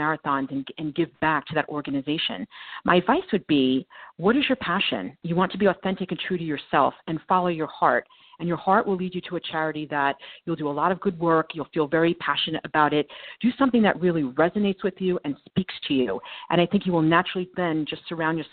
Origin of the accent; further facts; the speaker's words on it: New Jersey, United States; also born or lived in Manhattan, New York; now in New York City, United States; I grew up in New Jersey. I live in Manhattan now, but I grew up there